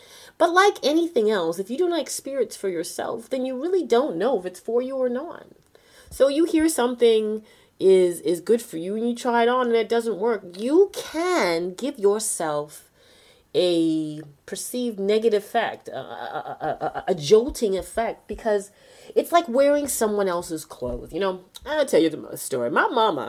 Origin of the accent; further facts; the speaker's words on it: Toronto, Ontario, Canada; I am from Toronto, Canada, born and raised.